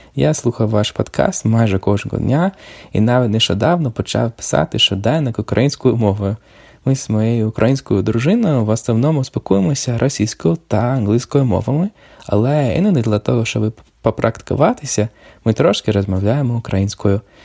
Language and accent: Ukrainian; Canada; Ukrainian is a second language; я з Канади